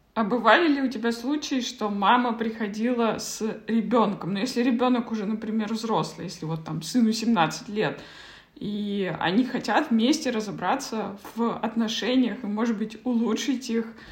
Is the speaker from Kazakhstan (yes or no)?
yes; Kazakhstan; moved away as an adult; я вот, например, уехала из Казахстана, мне было 18